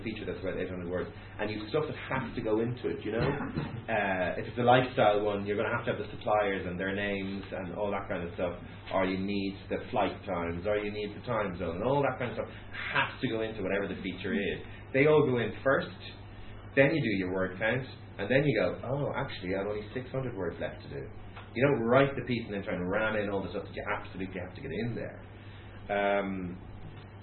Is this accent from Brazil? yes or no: no; Ireland; as Irish people